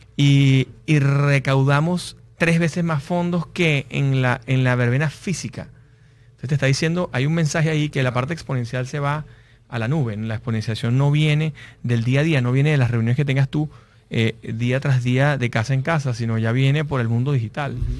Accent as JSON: {"language": "Spanish", "country": "Venezuela", "said": "los que somos venezolanos"}